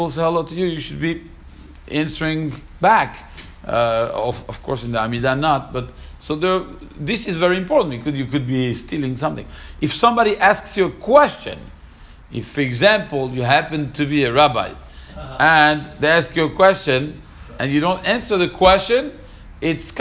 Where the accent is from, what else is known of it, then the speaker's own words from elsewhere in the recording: Paris, Île-de-France, France; when I was growing up in Paris